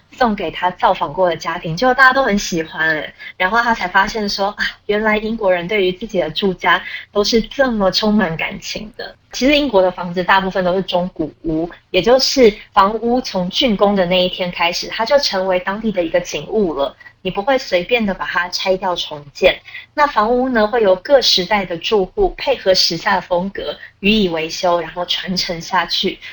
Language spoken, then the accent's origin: Chinese; Taiwan; 身为台湾人，我实在是非常羡慕